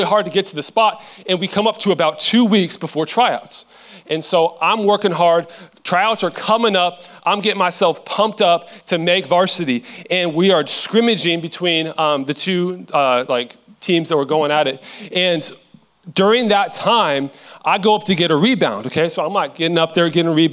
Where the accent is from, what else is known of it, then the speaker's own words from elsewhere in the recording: Seattle, Washington, United States; I am from Seattle, Washington